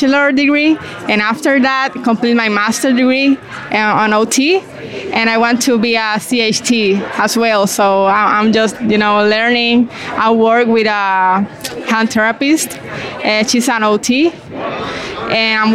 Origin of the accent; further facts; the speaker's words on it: Puerto Rico; I'm from Puerto Rico.